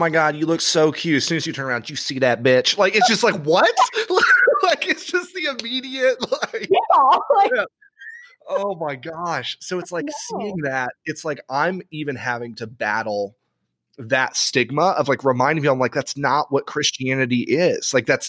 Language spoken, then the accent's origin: English; Tennessee, United States; growing up Southern Baptist. Mm. Like, I was born in Tennessee. So I go to the Methodist church down there.